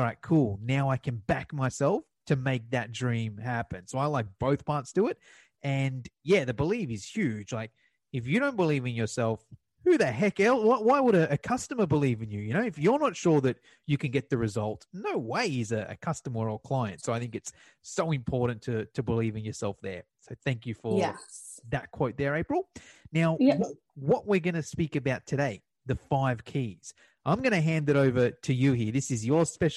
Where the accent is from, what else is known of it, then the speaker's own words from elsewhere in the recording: Australia; I'm from Australia